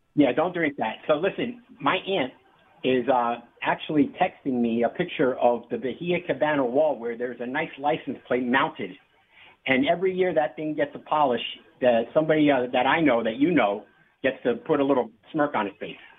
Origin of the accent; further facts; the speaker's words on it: New York City, New York, United States; I'm from New York. I was born and raised in Manhattan